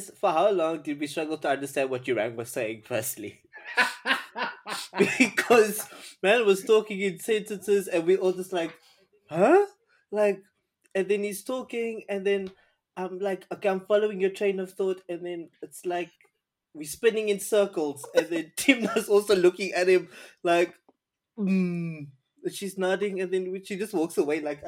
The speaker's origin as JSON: {"language": "English", "country": "South Africa"}